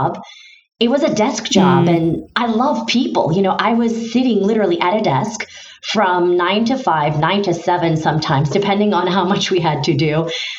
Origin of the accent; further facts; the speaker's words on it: Istanbul, Turkey; first language Turkish; English is a second language; moved away as an adult; now in United States; I'm originally from Istanbul, Turkey.